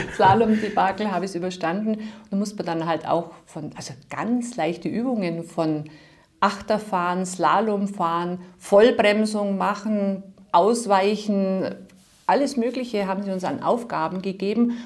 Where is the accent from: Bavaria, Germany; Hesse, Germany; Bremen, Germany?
Bavaria, Germany; Bad Bayersoien; aus Bad Bayersäulen, wo ich herstamme